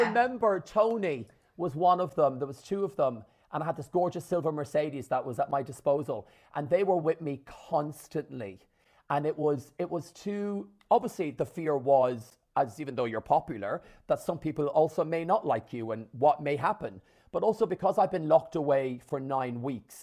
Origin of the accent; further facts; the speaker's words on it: Ireland; my mum, my dad, and my six sisters in rural Ireland, an hour from Dublin in the country